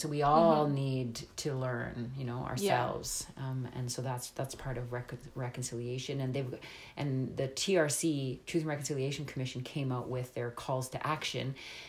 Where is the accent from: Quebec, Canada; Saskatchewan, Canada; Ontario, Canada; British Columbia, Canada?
Ontario, Canada; Northern; moved away as an adult; also born or lived in Ottawa; my mom is Irish and French. So I sort of have a sort of mixed bag in my background. But growing up in Northern Ontario